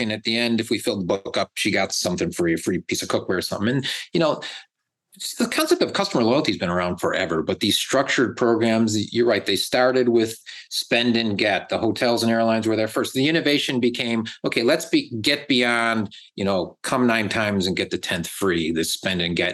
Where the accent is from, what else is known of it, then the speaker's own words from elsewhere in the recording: Buffalo, New York, United States; now in Dallas, United States; I grew up in Buffalo, New York, eating chicken wings, and now I'm here in Texas eating barbecues